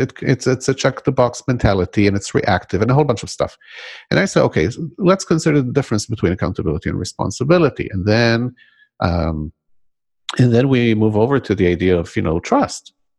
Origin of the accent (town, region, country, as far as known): Israel; born or raised there; first language Hebrew; English is a second language; moved away